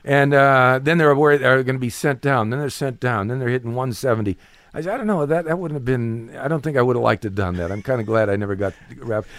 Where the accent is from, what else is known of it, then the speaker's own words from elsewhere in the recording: Cleveland, Ohio, United States; moved away; I'm from Cleveland, Ohio